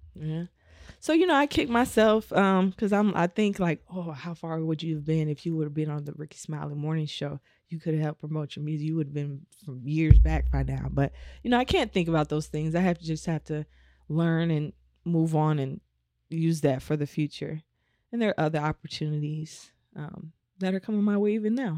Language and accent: English; Omaha, Nebraska, United States; moved away; I'm from Omaha, Nebraska.